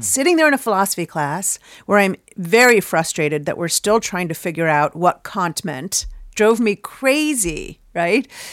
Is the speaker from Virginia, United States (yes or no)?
no; Chicago, Illinois, United States; moved away as an adult; now in New York, United States; grew up in Chicago